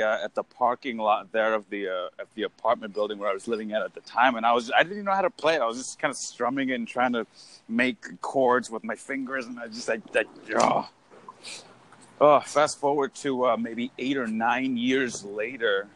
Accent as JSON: {"language": "English", "town": "Hollister", "region": "California", "country": "United States", "tie": "born or raised there", "said": "I was born in Hollister, California, which is a tremendously small town in Northern California. Had a pretty basic life"}